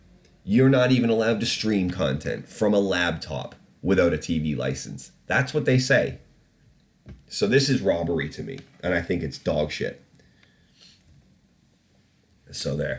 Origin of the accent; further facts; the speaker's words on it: Canada; now in United Kingdom; I grew up in Canada